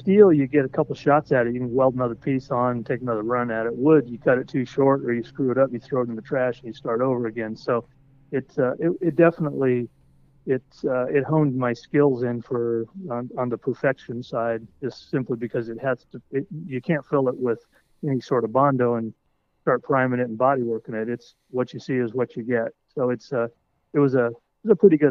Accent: Colorado, United States; moved away as an adult; also born or lived in Detroit, Michigan / Chicago, Illinois; I'm from Colorado originally

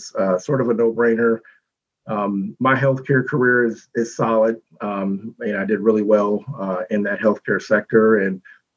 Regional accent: Youngstown, Ohio, United States; moved away as an adult; also born or lived in Detroit / the Carolinas; I grew up in the Youngstown City School system

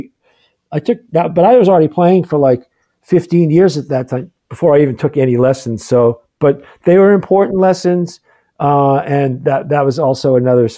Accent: Boston, Massachusetts, United States; growing up in Boston

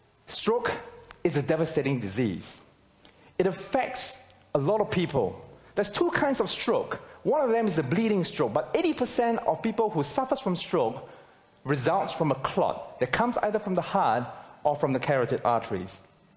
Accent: Singapore; moved away as an adult; now in Australia; I came from Singapore, and I came to Australia to further my studies.

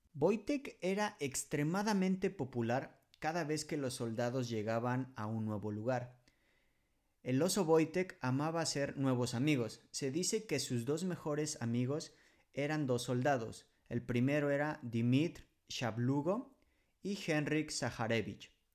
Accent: Mexico; moved away as an adult; now in Poland; Soy un mexicano viviendo en Polonia desde el año 2013.

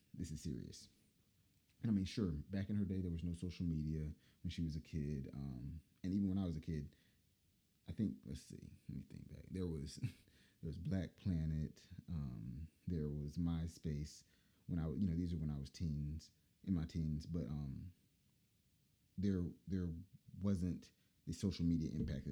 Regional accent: Durham, North Carolina, United States; Durham, North Carolina, hometown.

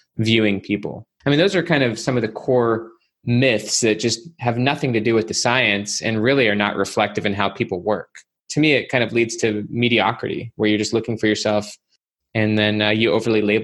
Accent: Salt Lake City, Utah, United States; I grew up in Salt Lake City, Utah

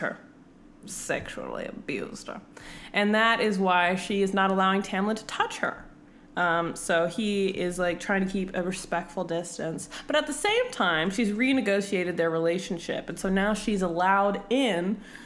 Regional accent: California, United States; now in Arizona, United States; I'm from California, but I live in Arizona

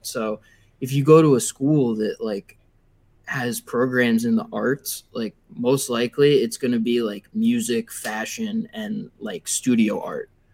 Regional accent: Long Island, New York, United States; I'm from uh, Long Island, so not too far

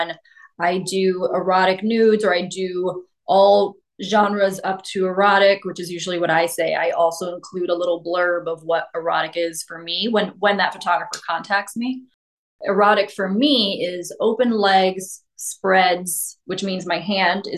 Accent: New York City, New York, United States; growing up in New York

